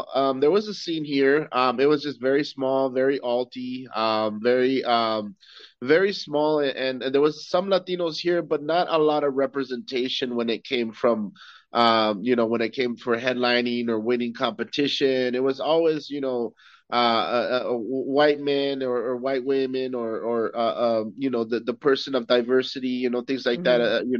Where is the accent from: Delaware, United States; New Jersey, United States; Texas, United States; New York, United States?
Texas, United States; El Paso; now in Austin, United States; I live in Austin right now, and I'm currently live in Austin, and I'm originally from El Paso, Texas.